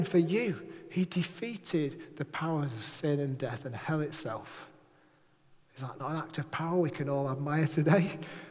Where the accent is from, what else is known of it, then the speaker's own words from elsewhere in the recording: Manchester, North West England, United Kingdom; now in Furness, United Kingdom; I'm a lad from Manchester